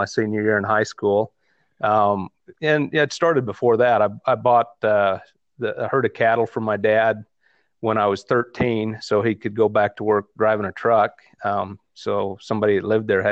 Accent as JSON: {"language": "English", "region": "Kansas", "country": "United States", "tie": "born or raised there", "also_born_or_lived": "New Mexico", "moved": "as an adult", "said": "I was born and raised in Kansas. I grew up on a family farm."}